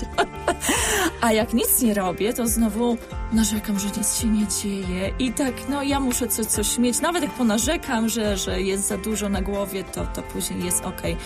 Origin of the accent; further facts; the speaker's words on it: Poland; also born or lived in London; my jesteśmy z Polski